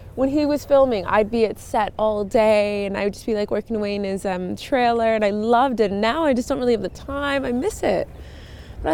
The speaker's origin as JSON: {"language": "English", "town": "Vancouver", "region": "British Columbia", "country": "Canada", "tie": "born or raised there", "also_born_or_lived": "Montreal, Canada", "moved": "as an adult", "lives_now": "London, United Kingdom", "said": "I was born East Coast Canada, Montreal, but then grew up West Coast, Vancouver, Canada"}